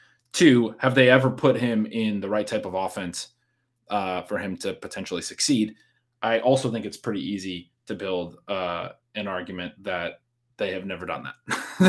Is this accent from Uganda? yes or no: no; Pacific Northwest, United States; People who, you know my background, know I'm from the Pacific Northwest.